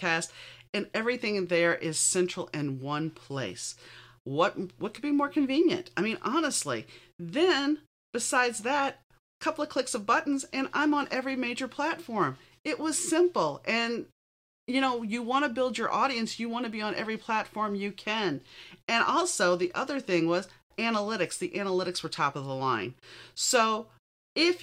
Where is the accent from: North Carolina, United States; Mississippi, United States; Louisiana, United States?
Louisiana, United States; New Orleans; I'm not Catholic, but I grew up in New Orleans, and there's a lot of Catholic guilt there.